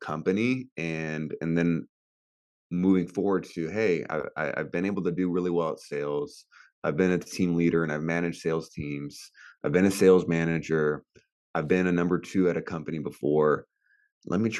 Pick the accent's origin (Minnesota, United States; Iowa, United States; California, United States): California, United States; I grew up in California and just had a middle class growing up.